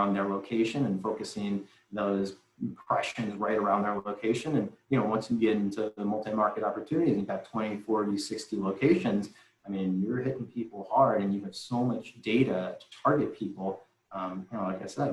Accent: Deerfield, Illinois, United States; I'm from Deerfield

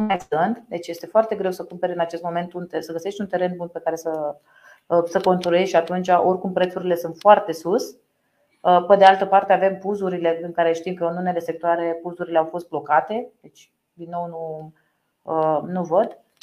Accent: Romania; parte din educația noastră ca român

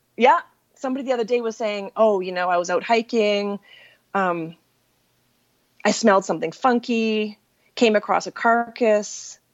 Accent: Saskatchewan, Canada; moved away; I grew up in Saskatchewan.

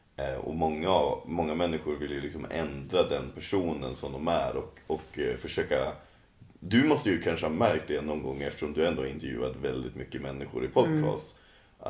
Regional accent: Sweden; jag kommer från Åsbygden

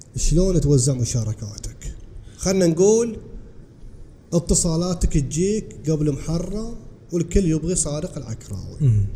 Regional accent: Bahrain; عندنا في البحرين

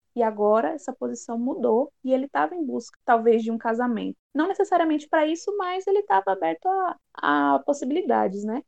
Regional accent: São Paulo, Brazil; now in Paraíba, Brazil; sou paulista, mas moro na Paraíba

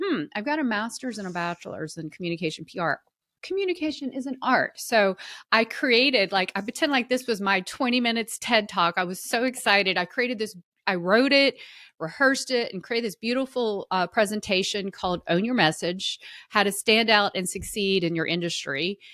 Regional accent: the South, United States; I was raised in the South and, you know, women were supposed to be very genteel and hospitable

